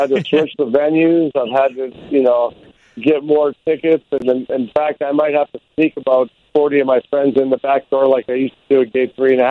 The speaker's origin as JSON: {"language": "English", "town": "Chicago", "region": "Illinois", "country": "United States", "tie": "born or raised there", "said": "being from Chicago."}